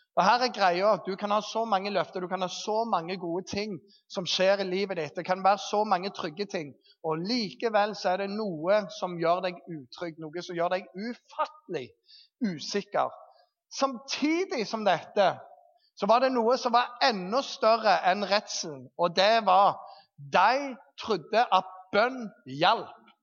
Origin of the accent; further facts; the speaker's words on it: Jæren, Rogaland, Norway; moved away; Når jeg bodde hjemme på Jæren